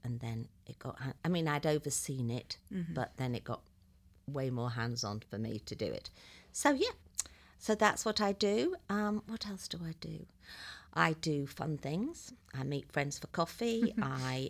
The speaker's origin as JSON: {"language": "English", "region": "England", "country": "United Kingdom", "tie": "born or raised there", "moved": "as an adult", "lives_now": "Dayton, United States", "said": "as you can probably begin to tell, I'm not from Dayton, Ohio. I live in Dayton, Ohio now, but I was originally born in England, and I lived there for 45 years, give or take."}